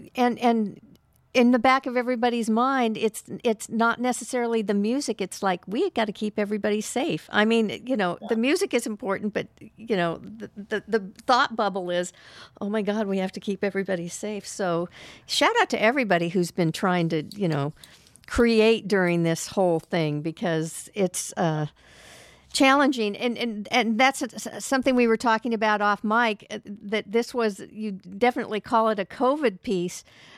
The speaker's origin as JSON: {"language": "English", "town": "Oakland", "region": "California", "country": "United States", "said": "I'm from Oakland, yeah."}